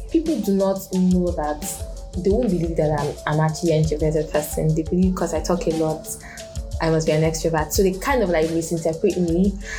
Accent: Lagos, Nigeria; So I grew up in Lagos. I've been in Lagos all my life. I do not speak one word of Yoruba.

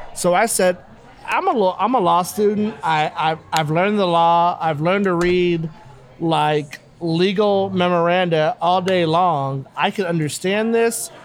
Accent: Los Angeles, California, United States; I grew up in South

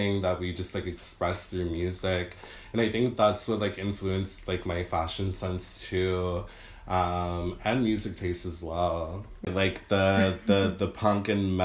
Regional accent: Victorville, California, United States; moved away as an adult; also born or lived in Los Angeles; growing up in Victorville

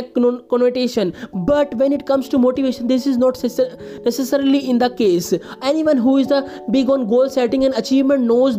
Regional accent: India; I am from India.

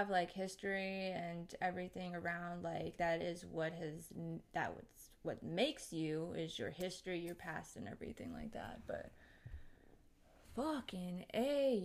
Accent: United States; I grew up here in America

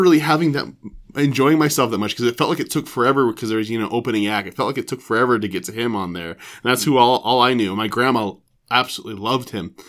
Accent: Broomfield, Colorado, United States; also born or lived in Oregon; I grew up in Broomfield, Colorado, mm-hmm. um, and so I, you know, went to school there. Went to graduate at Broomfield High School

